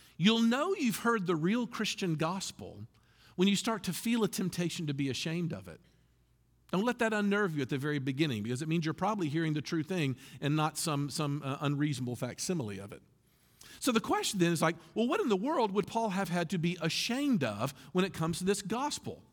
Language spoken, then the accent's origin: English; Memphis, Tennessee, United States; moved away; I was from Memphis